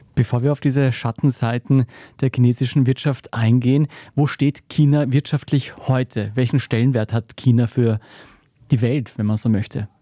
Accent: Austria; bei uns in Österreich

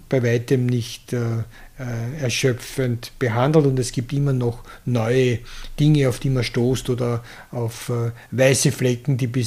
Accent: Krems, Lower Austria, Austria; born there; also ich bin in Krems äh, geboren

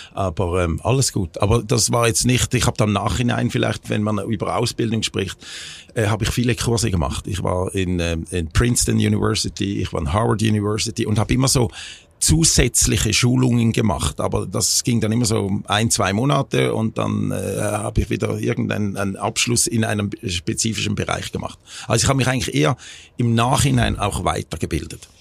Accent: Schaffhausen, Switzerland; also born or lived in United States; nach einem Jahr sind sie dann zurück in die Schweiz, äh, nach Schaffhausen, da wo ich aufgewachsen bin

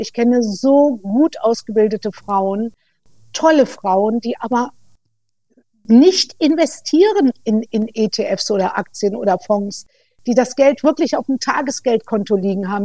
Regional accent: Germany; bei uns in Deutschland

